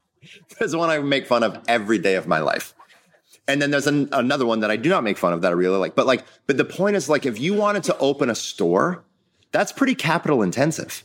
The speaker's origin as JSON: {"language": "English", "region": "Midwest", "country": "United States", "tie": "born or raised there", "said": "I grew up in the Midwest with a family who ran a family-owned business"}